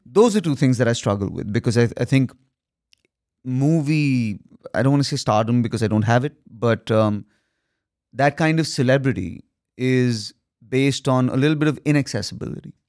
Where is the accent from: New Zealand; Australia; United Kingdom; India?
India; I'm an Indian son